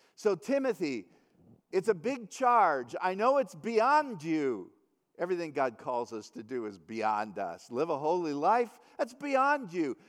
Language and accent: English; United States; being an American